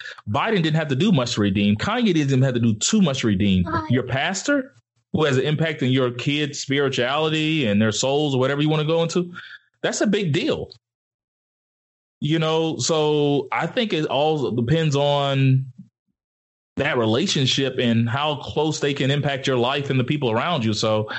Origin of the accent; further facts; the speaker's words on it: Alabama, United States; It was just kind of growing up in Alabama. It just, that's what people do, wear Confederate flag stuff.